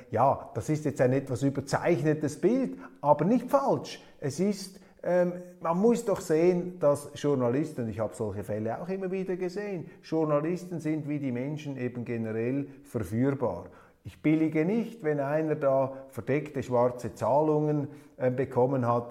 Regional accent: Switzerland; als Schweizer

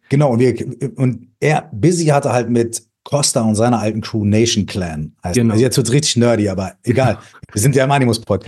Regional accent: Minden, North Rhine-Westphalia, Germany; ich komme aus Minden

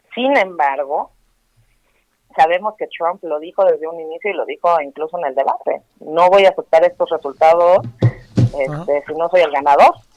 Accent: Mexico; nosotros como mexicanos

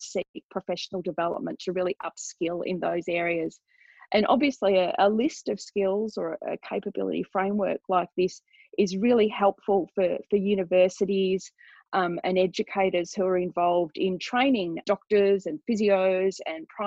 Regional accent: Australia; I'm Australian. We're doing this interview here in Australia

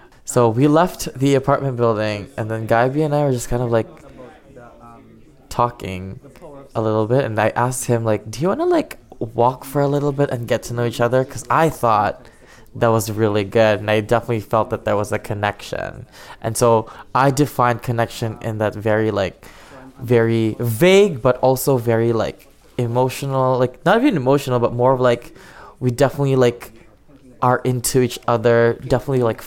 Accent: Ottawa, Ontario, Canada; I'm 23 years old. I'm from Ottawa.

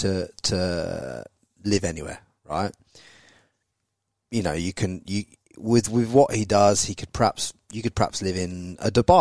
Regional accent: England, United Kingdom; moved away as an adult; now in Australia; I was born in England, I came here at like 26 years old

